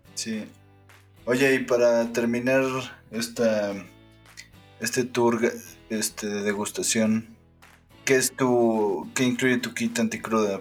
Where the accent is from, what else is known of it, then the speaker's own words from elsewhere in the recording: Mexico; como mexicano